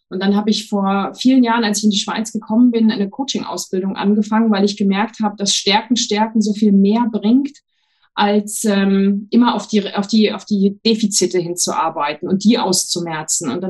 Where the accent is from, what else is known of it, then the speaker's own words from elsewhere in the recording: Thuringia, Germany; Ich bin in einem ganz kleinen Dorf im Thüringer Wald aufgewachsen, was aber schon, indem ich es ausspreche, gar nicht stimmt, weil ich bin in vielen Orten aufgewachsen.